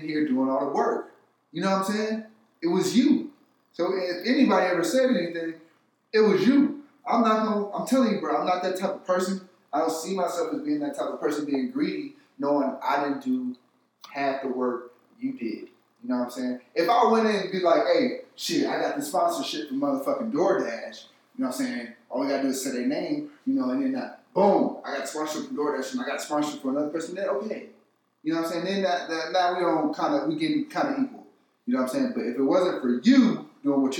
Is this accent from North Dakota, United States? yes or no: no; California, United States; I'm from California